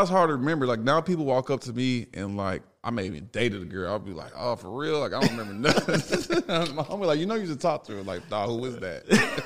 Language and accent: English; Dallas, Texas, United States; moved away as an adult; also born or lived in Chicago, Illinois; now in Los Angeles, United States; I moved to Dallas from Chicago in, like, fifth grade